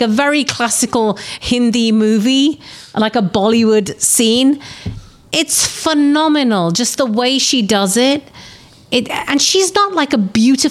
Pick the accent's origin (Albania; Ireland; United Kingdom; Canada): United Kingdom; London; I was a young Indian Asian girl growing up in London